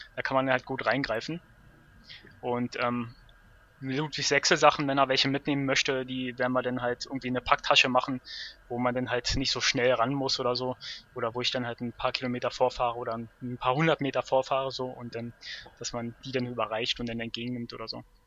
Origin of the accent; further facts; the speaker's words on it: Berlin, Germany; bin aus Berlin